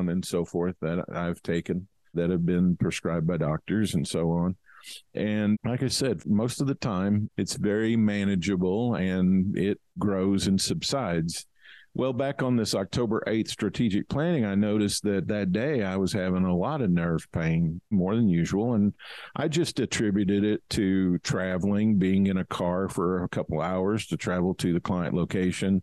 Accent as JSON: {"language": "English", "region": "Kentucky", "country": "United States", "tie": "born or raised there", "said": "I grew up in Kentucky. We had a farm and a horse ranch."}